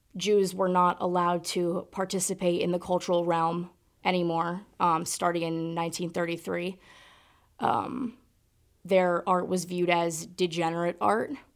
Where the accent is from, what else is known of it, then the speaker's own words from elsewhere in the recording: South Burlington, Vermont, United States; I am from South Burlington, Vermont